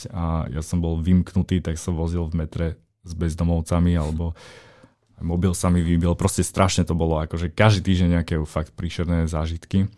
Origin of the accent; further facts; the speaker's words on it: Slovakia; keď som prišiel na Slovensko k sebe domov